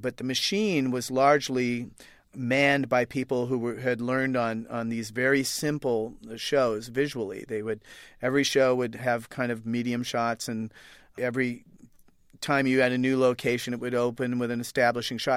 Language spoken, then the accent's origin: English; Oregon, United States; Matt Groening, who created The Simpsons, and I are both grew up in Oregon